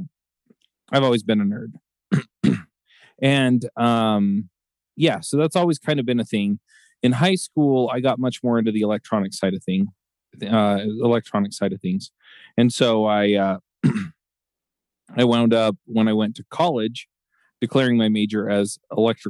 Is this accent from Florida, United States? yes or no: no; Utah, United States; also born or lived in Atlanta; I was born here in Utah before they went to dental school.